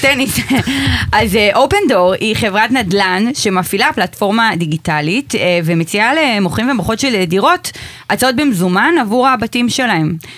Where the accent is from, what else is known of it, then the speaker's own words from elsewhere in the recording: Rishon LeZion, Central District, Israel; אני במקור מדי מראשון